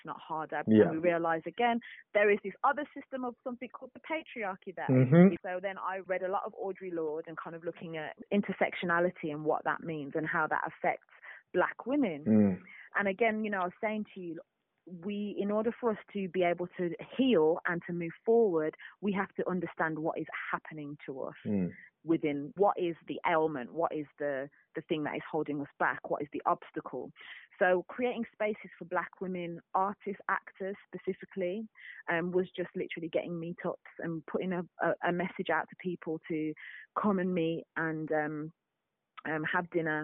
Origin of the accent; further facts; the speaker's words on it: Birmingham, West Midlands, United Kingdom; moved away as an adult; now in London, United Kingdom; I'm from Birmingham originally.